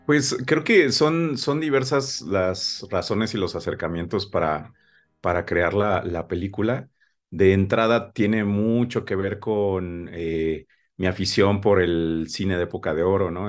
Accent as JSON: {"language": "Spanish", "country": "Mexico", "said": "nuestra manera de hablar como mexicanos"}